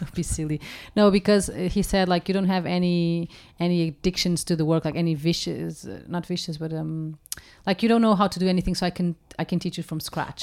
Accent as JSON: {"language": "English", "country": "Portugal", "tie": "born or raised there", "second_language": "English", "moved": "yes", "said": "growing up in Portugal, we have the habit of cooking from scratch"}